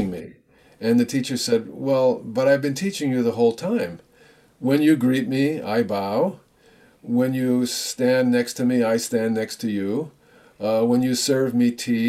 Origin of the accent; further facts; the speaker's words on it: United States; I'm an American too.